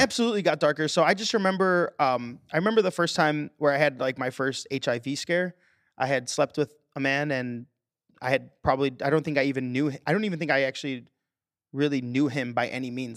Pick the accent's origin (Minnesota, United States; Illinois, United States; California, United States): Illinois, United States; Chicago; I was born and raised here in Chicago.